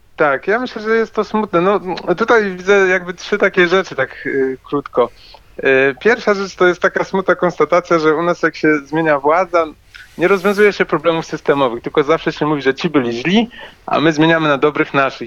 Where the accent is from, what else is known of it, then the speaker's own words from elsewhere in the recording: Wrocław, Lower Silesian Voivodeship, Poland; ja jestem z Wrocławia